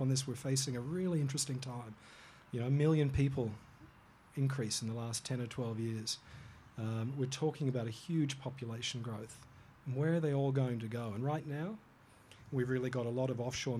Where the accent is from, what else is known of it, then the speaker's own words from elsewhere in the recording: Hong Kong; now in Australia; I was born in Hong Kong and grew up there